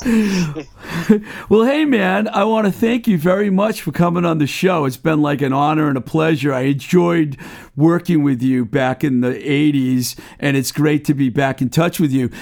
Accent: Webster, Massachusetts, United States; also born or lived in Somerville, Massachusetts; the Book Lovers Gourmet in my hometown of Webster.

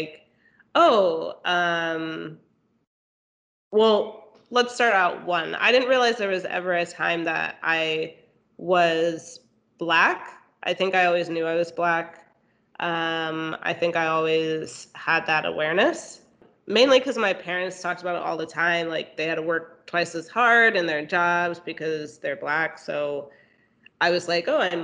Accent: Texas, United States; moved away as an adult; I grew up in Texas

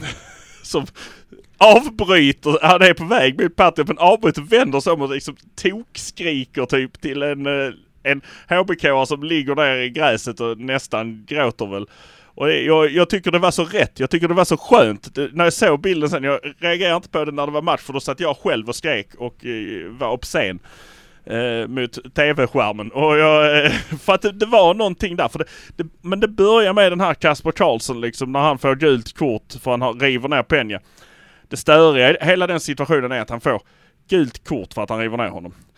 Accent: Malmö, Skåne, Sweden; vi är från Malmö

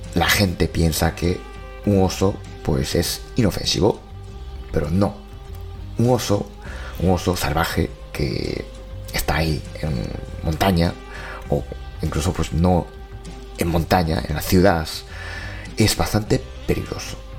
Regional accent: Japan; mi pueblo ya es así, hay cada año pues cartel, ¿no? Cartel de cuidado con osos

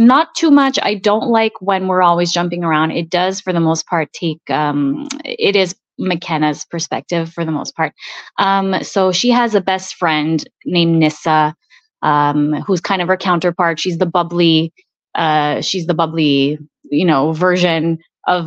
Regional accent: Montreal, Quebec, Canada; first language Italian; English is a second language; me growing up in Montreal

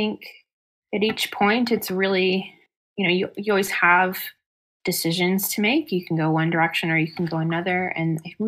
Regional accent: Plymouth, Michigan, United States; I'm from Plymouth, Michigan originally

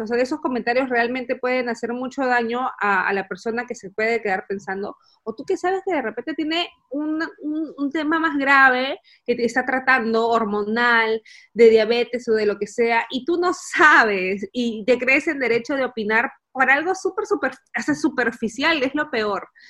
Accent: Peru; moved away as an adult; now in Essen, Germany; Yo soy una peruana que vive en Alemania

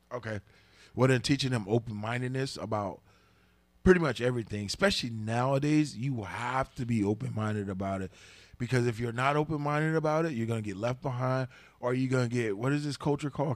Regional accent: the South, United States; I'm from the South too

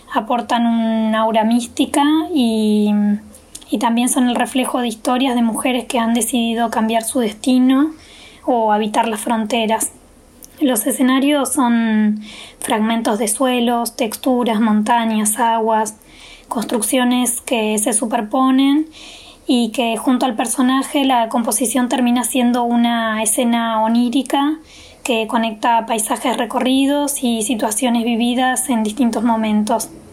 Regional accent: Río Negro, Argentina; soy artista visual de Río Negro

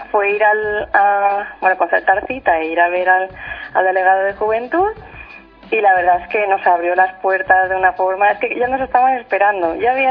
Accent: Valencia, Valencian Community, Spain; now in Germany; yo no sé por qué estoy aquí en Alemania, si yo soy de Valencia y sé que mi sitio es Valencia

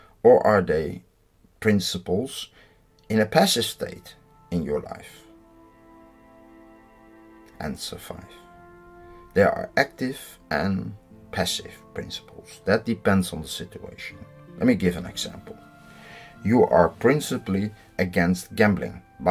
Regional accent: Netherlands; I'm from the Netherlands.

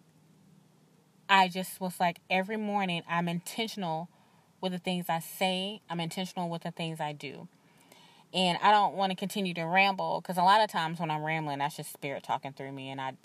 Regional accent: the South, United States; I'm from the South

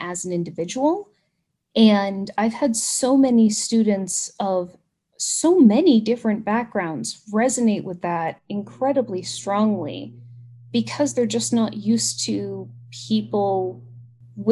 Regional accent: United States; accent: American; we're American and we have a different accent

